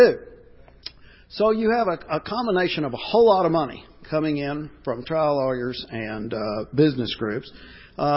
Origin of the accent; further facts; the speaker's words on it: Texas, United States; it kind of started in Texas, my home state